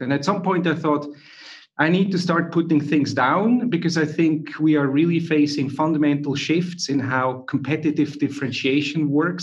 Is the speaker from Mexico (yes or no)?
no; Switzerland; now in Zurich, Switzerland; if you wonder where I'm from, I'm Swiss in Zurich. My accent is not from Ireland or anywhere else, nor Dutch. I'm Swiss.